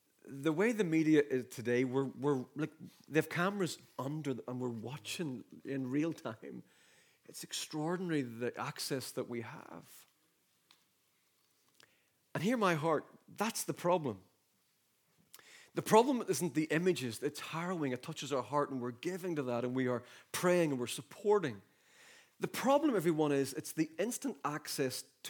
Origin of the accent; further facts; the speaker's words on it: the North, Northern Ireland, United Kingdom; I remember growing up in the Troubles in the North. I was born in 73